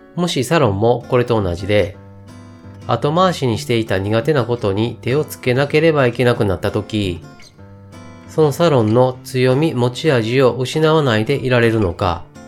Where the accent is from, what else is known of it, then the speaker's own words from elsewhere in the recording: Kyoto, Japan; 出身は生まれも育ちも京都です。京都の中でも、南の方にある伏見という場所で生まれ、今も住んでいます。